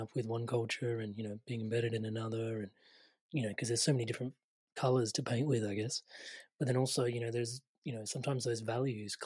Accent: Australia; I grew up Indian in an Australian culture

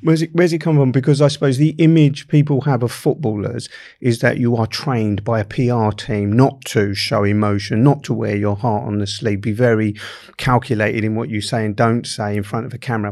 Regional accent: London, United Kingdom; I grew up in Camberwell

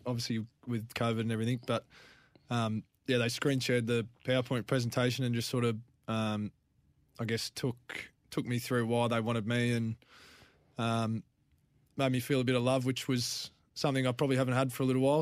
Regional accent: Clare, South Australia, Australia; moved away; I'm from the Clare Valley.

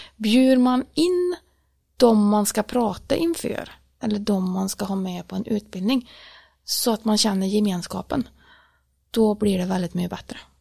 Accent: Årjäng, Värmland, Sweden; jag är uppvuxen i Värmlandsskogarna, eller egentligen inte i skogen så som jag bor idag, utan jag bodde faktiskt i ett samhälle, ett mindre ort som heter Åring

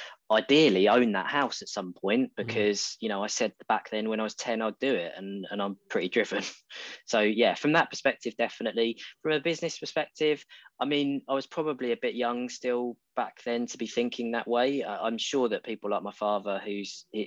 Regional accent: Brentwood, East of England, United Kingdom; moved away as an adult; also born or lived in Devon; I'm an Essex boy, born and bred. But yeah, it's not often referred to as that. So yes, I grew up there.

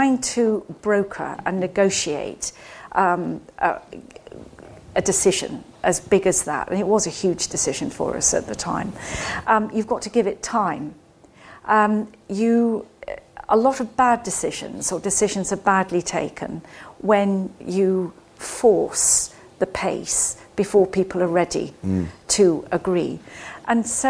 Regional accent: Scotland, United Kingdom; moved away; I grew up in Scotland.

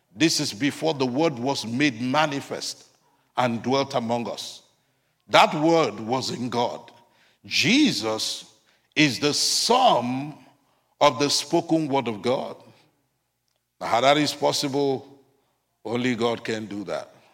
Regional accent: United States; as Americans

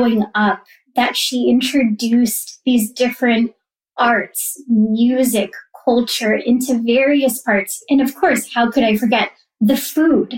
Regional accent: Simsbury, Connecticut, United States; I grew up in Simsbury, Connecticut

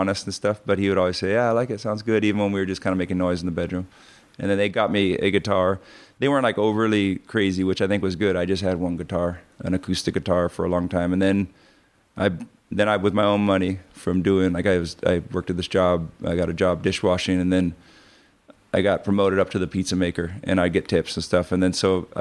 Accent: North Shore, Hawaii, United States; growing up in Hawaii on the North Shore.

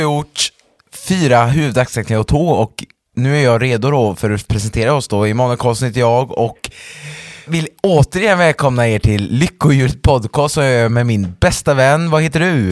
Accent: Färgelanda, Västra Götaland, Sweden; min församling som jag är uppväxt i, Färgelanda församling

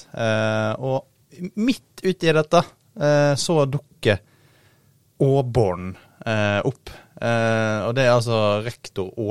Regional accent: Årvoll, Oslo, Norway; jeg kommer fra Årvoll. Eh, og han skriver i flere av bøkene sine om oppveksten der.

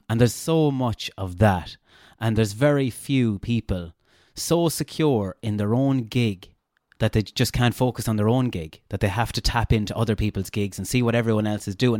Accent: Castlebar, Connacht, Ireland; accent: Castlebar; also born or lived in Galway; I had too much of a Castlebar accent.

